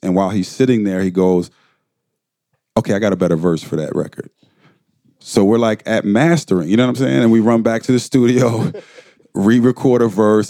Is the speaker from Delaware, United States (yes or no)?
yes; Wilmington, Delaware, United States; grew up in Wilmington, Delaware